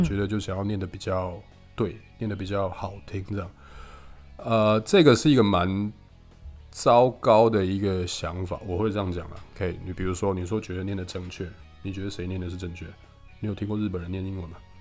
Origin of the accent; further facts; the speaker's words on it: Taiwan; 我们台湾学的是美语嘛，所以我们的口音其实都是